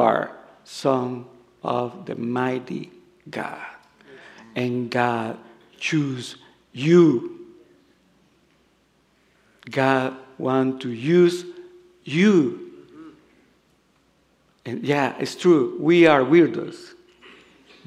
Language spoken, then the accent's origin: English; El Salvador; accent: Salvadorian; English is a second language; moved away; also born or lived in Los Angeles, United States; I come from El Salvador.